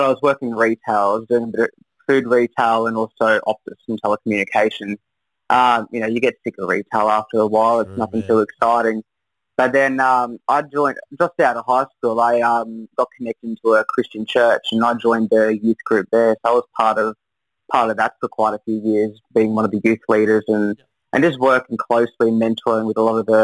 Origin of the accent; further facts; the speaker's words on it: Brisbane, Queensland, Australia; moved away as an adult; also born or lived in Newcastle, New South Wales; now in Coffs Harbour, Australia; I'm from Brisbane. I've been up there for most of my life, growing up there